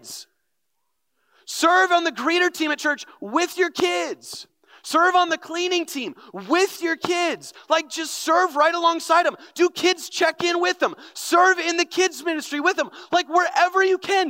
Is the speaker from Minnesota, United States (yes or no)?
yes; North Branch, Minnesota, United States; I grew up in North Branch, grew up in the youth ministry.